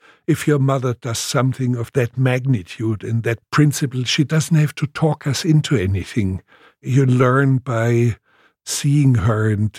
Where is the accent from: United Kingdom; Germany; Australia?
Germany; Munich, Bavaria; born there; Well, actually, I was born in Munich, but I was only 2 weeks old when there was carpet bombardment on Munich.